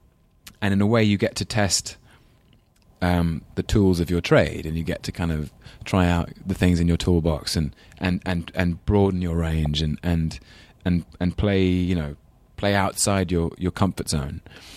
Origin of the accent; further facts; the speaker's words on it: London, United Kingdom; accent: English London accent; I know I'm half Scottish and half English. And so my father's side is all Scots. And he has a Scottish accent. My grandfather, his dad, had a really strong Glaswegian accent. I used to call him up on Sundays with my very English London accent